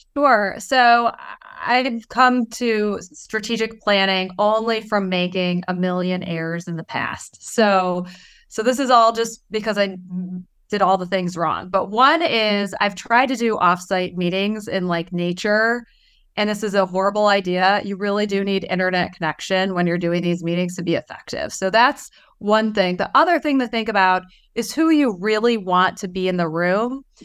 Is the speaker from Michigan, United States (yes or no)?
yes; Detroit, Michigan, United States; I'm from Detroit, so we're, like, a little rough, you know, over there